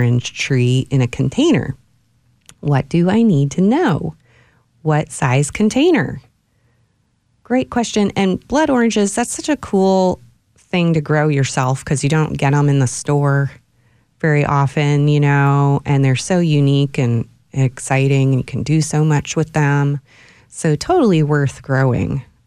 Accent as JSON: {"language": "English", "region": "Ohio", "country": "United States", "tie": "born or raised there", "moved": "yes", "lives_now": "Austin, United States", "said": "Where I grew up in Ohio"}